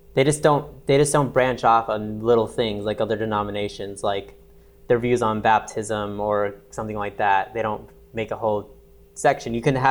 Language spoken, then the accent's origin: English; Las Vegas, Nevada, United States; moved away as an adult; also born or lived in Reno / New York; now in Austin, United States; I am from Vegas originally and went to college in Reno, lived in New York, been in Austin for a year-ish.